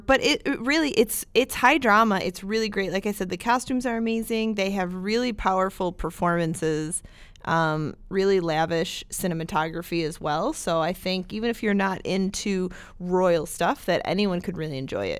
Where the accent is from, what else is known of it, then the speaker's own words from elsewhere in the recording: United Kingdom; I'm super British.